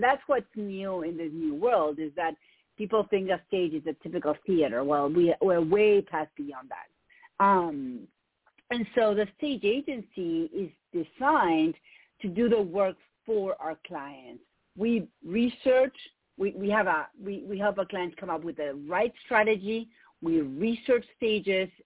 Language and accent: English; Argentina; English is a second language; moved away as an adult; now in United States; if you hear an accent, it's because I have one. I'm from Argentina.